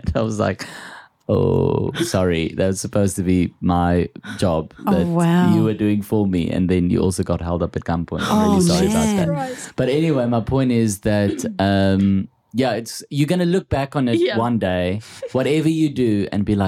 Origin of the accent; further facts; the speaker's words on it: South Africa; accent: Afrikaans; My Afrikaans accent's not that thick.